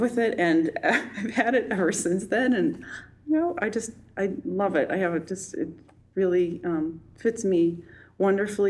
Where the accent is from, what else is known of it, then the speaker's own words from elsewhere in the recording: Fort Atkinson, Wisconsin, United States; moved away as an adult; also born or lived in New York; now in Twin Cities, United States; I'm originally from Fort Atkinson, Wisconsin, which has about 10,000 people, and it's halfway between Madison and Milwaukee. And so I grew up there